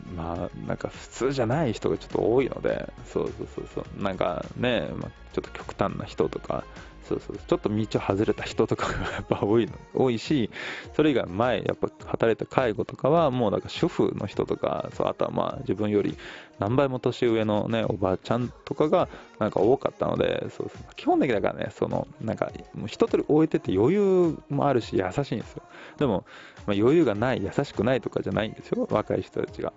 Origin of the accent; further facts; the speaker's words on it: Tokyo, Japan; 僕は東京生まれ